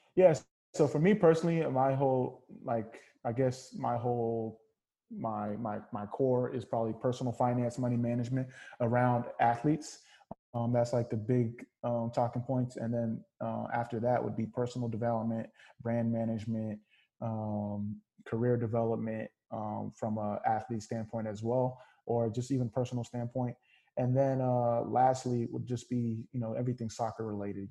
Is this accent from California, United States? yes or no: yes; California, United States; I grew up first generation Nigerian American, uh, born and raised in California